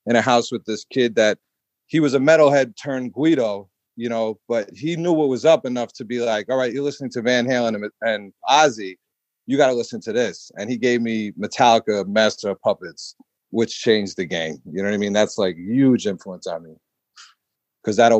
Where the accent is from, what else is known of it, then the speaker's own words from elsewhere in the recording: Maplewood, New Jersey, United States; also born or lived in Rahway, New Jersey; I grew up pretty much in the Maplewood area, Irvington. So that's Essex County. So, and now I'm in Rahway, which is, I guess, Central Jersey. But yeah, I'm a Jersey guy